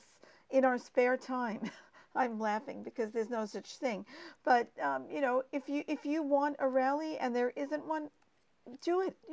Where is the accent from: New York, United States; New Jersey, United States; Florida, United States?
New York, United States; now in Australia; I'm from New York